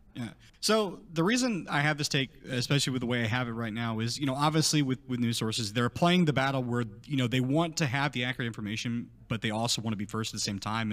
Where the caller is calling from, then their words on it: Houston, Texas, United States; I'm calling from Houston, Texas